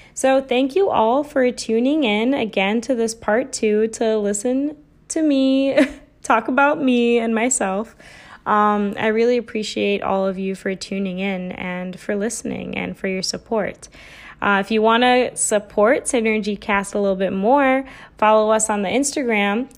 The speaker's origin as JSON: {"language": "English", "country": "United States", "tie": "born or raised there", "said": "I come from a South Asian cultural background, but I was also born and raised in America."}